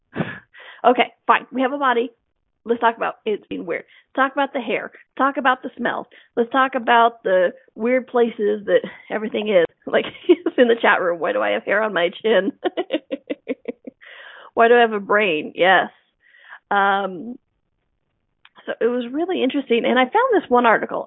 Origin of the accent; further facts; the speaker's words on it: United States; growing up in America